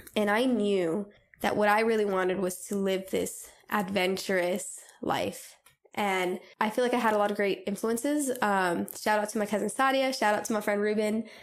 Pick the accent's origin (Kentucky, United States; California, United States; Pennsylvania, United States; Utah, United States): California, United States; Southern; moved away; I'm originally from Southern California